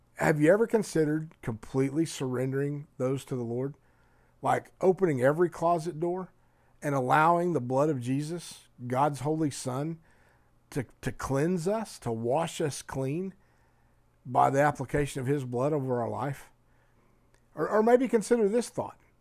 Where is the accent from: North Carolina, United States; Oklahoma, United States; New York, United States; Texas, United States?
Oklahoma, United States; moved away; also born or lived in Colorado; we were living in Colorado, but we're from Oklahoma